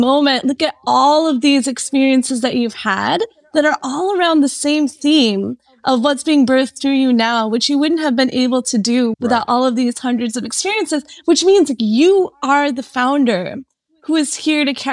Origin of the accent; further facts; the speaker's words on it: Michigan, United States; I grew up in Michigan, went to U of M